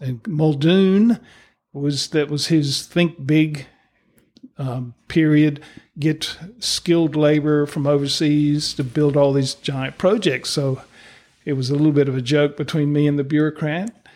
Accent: East Coast of the USA, United States; moved away as an adult; now in New Zealand; growing up in the East Coast of the U S

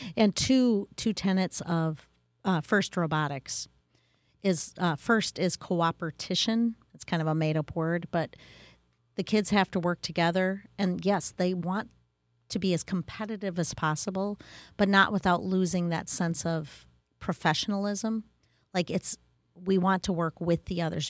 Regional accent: Wisconsin, United States; I grew up in Wisconsin

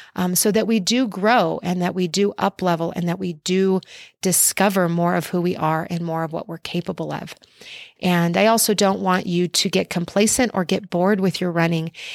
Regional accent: Albuquerque, New Mexico, United States; my hometown of Albuquerque, New Mexico

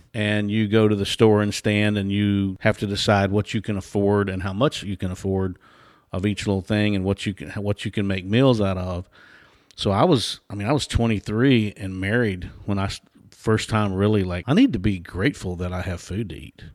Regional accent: Nashville, Tennessee, United States; now in Texas, United States; I was born and raised in Nashville, and now I live in Texas

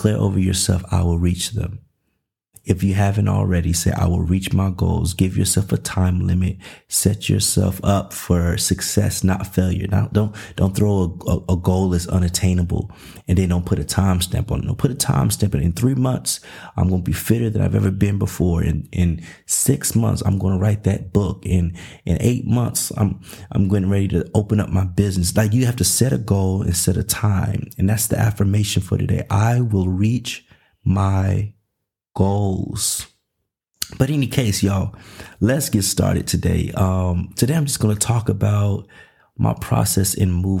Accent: Nashville, Tennessee, United States; also born or lived in Los Angeles, California / Covina, California; now in Dallas, United States; I'm originally from Nashville, Tennessee.

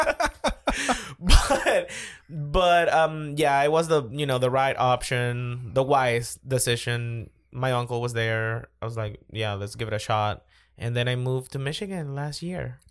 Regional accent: Caracas, Capital District, Venezuela; moved away as an adult; also born or lived in Nashville, Tennessee; I was born in Caracas, born and raised

